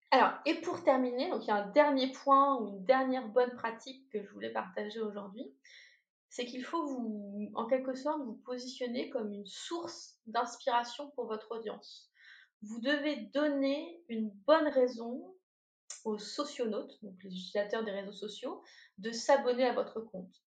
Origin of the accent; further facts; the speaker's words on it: Normandy, France; je suis normande